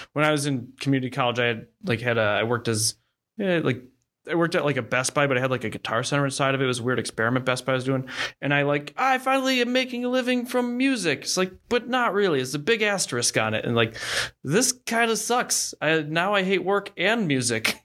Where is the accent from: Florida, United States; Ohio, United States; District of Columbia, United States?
Ohio, United States; also born or lived in Austin, Texas; now in Oklahoma, United States; I'm from Ohio